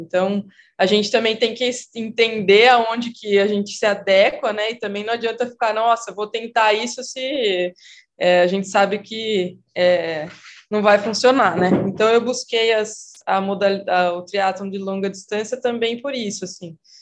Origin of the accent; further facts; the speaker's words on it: Piracicaba, São Paulo, Brazil; moved away as an adult; also born or lived in Rio Claro; now in Campinas, Brazil; eu sou de Piracicaba, sou piracicabana